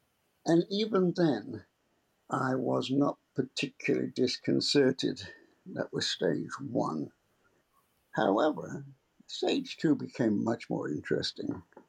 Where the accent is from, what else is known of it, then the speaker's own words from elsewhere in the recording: England, United Kingdom; moved away as an adult; now in United States; oh, I've been in America for 50 years. But I grew up in England, and my business career started in England.